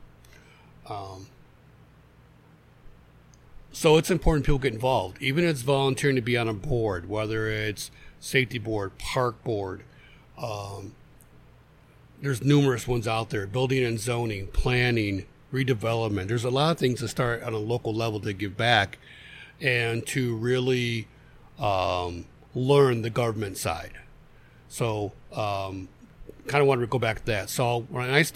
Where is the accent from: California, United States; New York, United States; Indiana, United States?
Indiana, United States; Griffith; also born or lived in Ellsworth, Maine / Pennsylvania; I grew up on Harvey Street in Griffith, right down from the, like, five or six houses down from the park